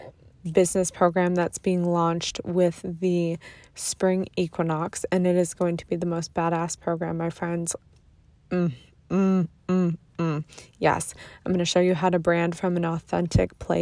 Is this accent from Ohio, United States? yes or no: no; Buffalo, New York, United States; moved away; we are both from Buffalo